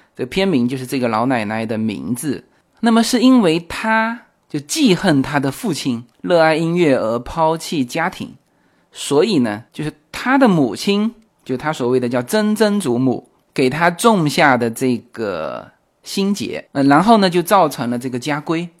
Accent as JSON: {"language": "Chinese", "country": "China", "said": "墨西哥人和我们中国人一样"}